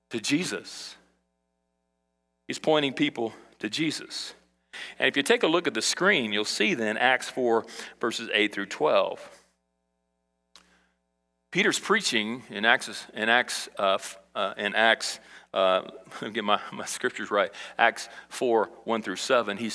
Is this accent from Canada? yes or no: no; Brazil; now in United States; when I was a kid in Brazil and I grew up in South America, I, I, saw beggars all the time.